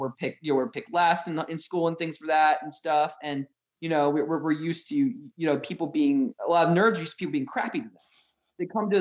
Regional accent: Arden, Delaware, United States; I grew up in a town founded by Shakespearean actors called Arden in Arden, Delaware

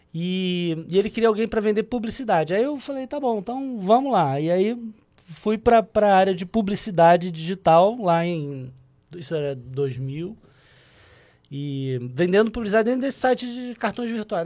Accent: Rio de Janeiro, Brazil; Eu sou carioca

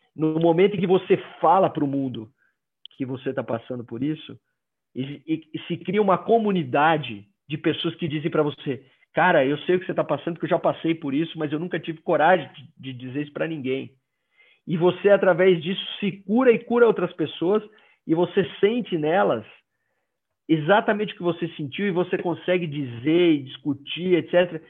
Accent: Maceió, Alagoas, Brazil; accent: nordestino; moved away as an adult; now in Curitiba, Brazil; pelo meu sotaque eu não sou do sul eu sou nordestino eu cresci em Maceió Alagoas cresci lá

